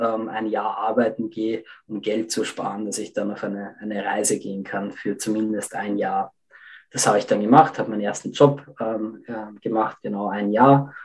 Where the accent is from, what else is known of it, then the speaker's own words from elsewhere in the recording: Lower Austria, Austria; ich bin in Österreich aufgewachsen, im Bereich Niederösterreich